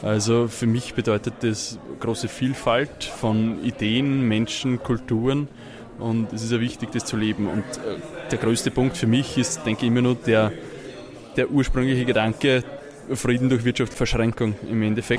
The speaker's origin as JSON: {"language": "German", "region": "Lower Austria", "country": "Austria", "said": "komme aus Niederösterreich, habe dort eine kleine Landwirtschaft"}